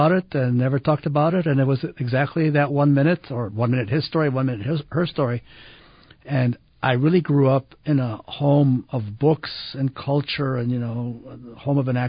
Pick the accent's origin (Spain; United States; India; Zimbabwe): United States; Ann Arbor, Michigan; now in Salt Lake City, United States; I was raised in Ann Arbor, Michigan